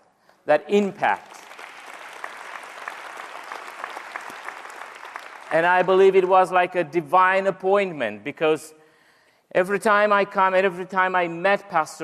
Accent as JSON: {"language": "English", "country": "Romania", "first_language": "Romanian", "second_language": "English", "said": "as we will say it in Romanian language. Well, English is not my native language"}